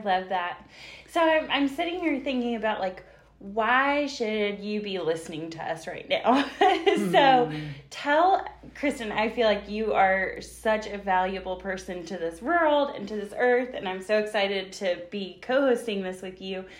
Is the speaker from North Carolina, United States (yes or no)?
yes; Western North Carolina, United States; I'm born and raised in Western North Carolina